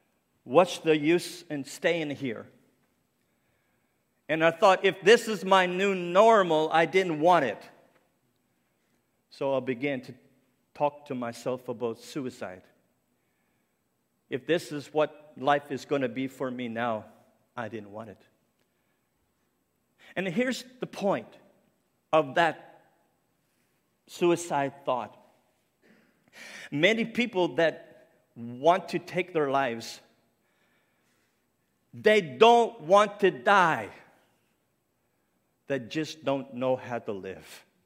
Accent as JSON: {"language": "English", "region": "Nova Scotia", "country": "Canada", "accent": "Cape Breton", "said": "I said, I'm not. I'm from Cape Breton Island. There's a big difference, you know. And we have our own accent, for sure."}